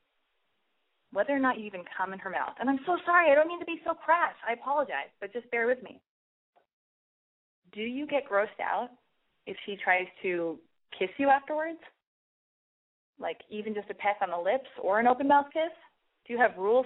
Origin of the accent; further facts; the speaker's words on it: Los Angeles, California, United States; I was born and raised in Los Angeles.